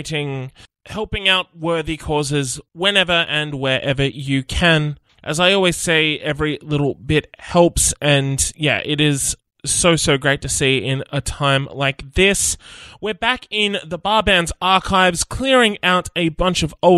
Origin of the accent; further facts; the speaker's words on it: Nowra, New South Wales, Australia; our collective upbringing, growing up in Nowra